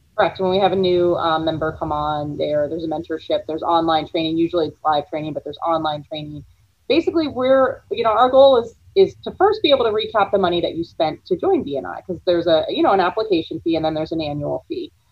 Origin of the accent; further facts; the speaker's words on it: Florida, United States; I grew up in Florida